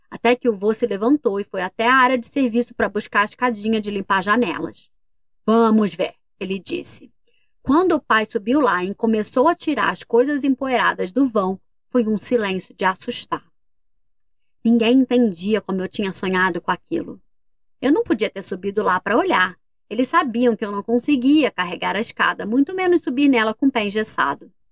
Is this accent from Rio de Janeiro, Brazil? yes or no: yes; Volta Redonda, Rio de Janeiro, Brazil; E a gente é de Volta Redonda, no Rio de Janeiro.